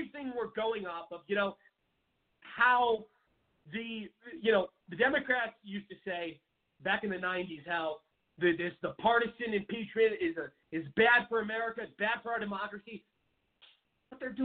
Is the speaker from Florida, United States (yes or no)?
no; Arizona, United States; my home state of Arizona